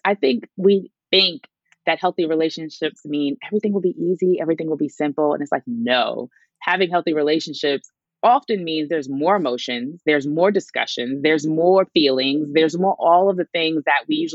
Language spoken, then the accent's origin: English; New York City, New York, United States; I grew up in Brooklyn